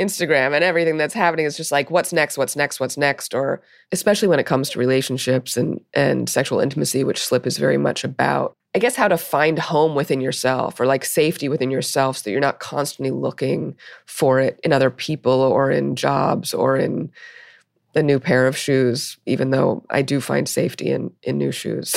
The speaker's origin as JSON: {"language": "English", "town": "New York City", "region": "New York", "country": "United States", "tie": "born or raised there", "said": "I grew up in Brooklyn, uh, in the eighties"}